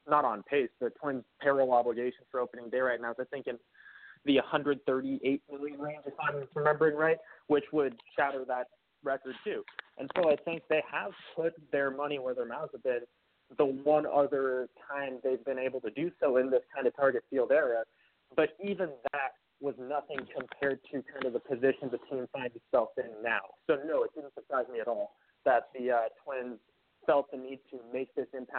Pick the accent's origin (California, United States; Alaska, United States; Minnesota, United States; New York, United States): Minnesota, United States; I'm a Minnesotan myself, right? I grew up here